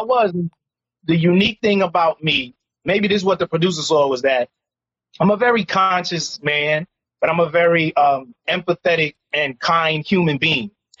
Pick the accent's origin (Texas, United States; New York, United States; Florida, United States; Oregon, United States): New York, United States; New York City; born and raised in Harlem, which is a uniquely black, socially conscious community.